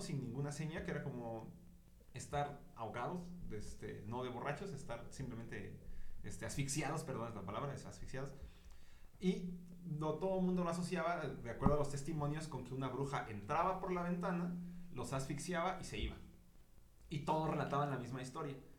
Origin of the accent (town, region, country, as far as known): Mexico